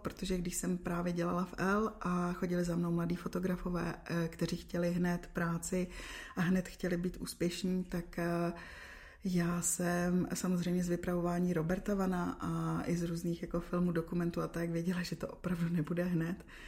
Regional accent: Czechia; moved away as an adult; also born or lived in Dubai; pak jsem se vrátila zpátky do Čech

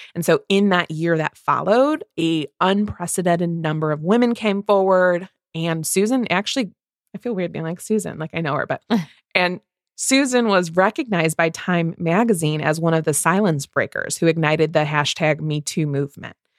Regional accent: Midwest, United States; two Midwest movie readers

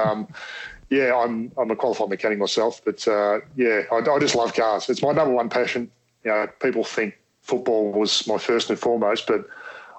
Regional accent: Australia; I'm an Aussie bogan at heart

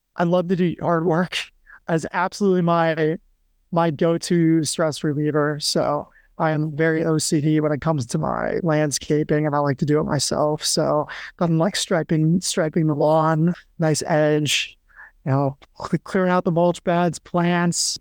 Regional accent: Western New York, United States; moved away; also born or lived in Annapolis, Maryland; I grew up in Western New York

